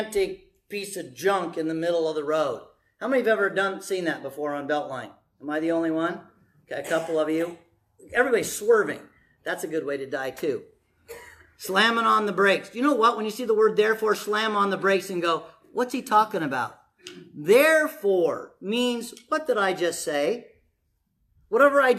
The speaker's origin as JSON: {"language": "English", "country": "United States", "said": "I'm an American"}